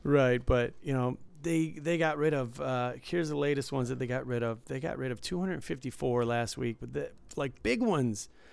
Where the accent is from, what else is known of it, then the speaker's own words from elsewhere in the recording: Detroit, Michigan, United States; growing up in Detroit and visiting there, you know, I grew up in the suburbs